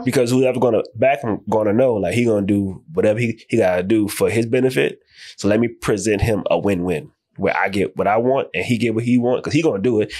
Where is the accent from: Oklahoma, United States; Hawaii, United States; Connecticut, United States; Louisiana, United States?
Louisiana, United States; New Orleans; moved away as an adult; now in Dallas, United States; I'm originally from New Orleans